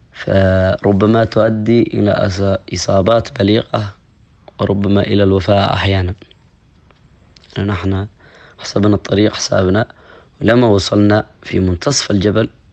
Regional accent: Dhofar, Oman; accent: Jebbali; نحن في جنوب السلطنة نتحدث لهجة أخرى وهي الجبالية

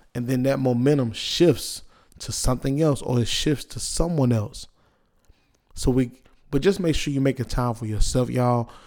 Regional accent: Wilson, United States; I'm from, I'm from Wilson

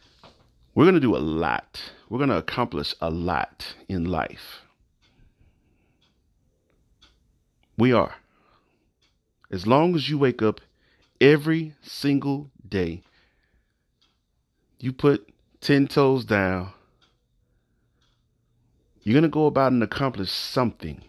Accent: the South, United States; I'm from the South. I'm a Southern guy.

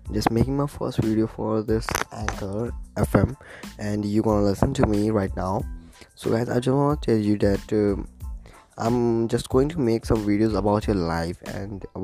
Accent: India; I'm from India

